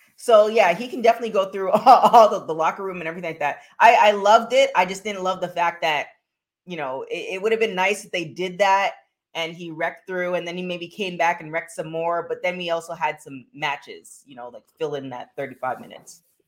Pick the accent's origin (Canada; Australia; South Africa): Canada; I'm from Canada